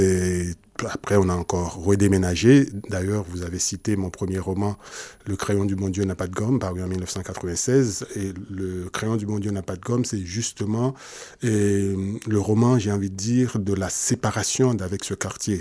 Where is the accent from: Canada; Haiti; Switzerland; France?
Haiti; Port-au-Prince, Ouest; moved away; Je suis né plutôt